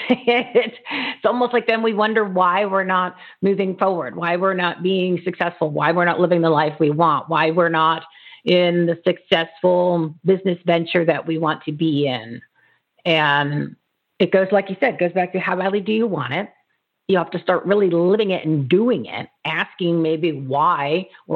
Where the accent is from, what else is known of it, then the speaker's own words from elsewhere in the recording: New Jersey, United States; I grew up in New Jersey